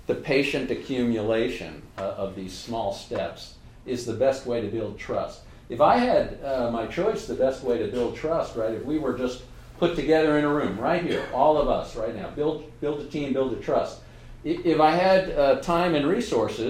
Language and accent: English; New York, United States; I'm a New Yorker